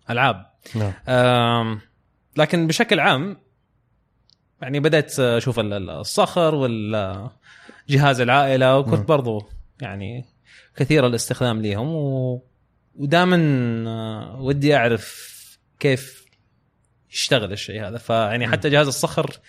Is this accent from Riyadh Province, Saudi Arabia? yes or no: no; Khobar, Eastern Province, Saudi Arabia; accent: mix of Hijazi and Eastern; also born or lived in Mecca; انا اهلي من مكه اوكي لكني من مواليد الخبر